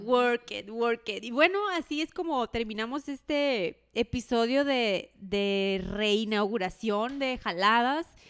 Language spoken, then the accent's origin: Spanish; Mexico; somos mexicanos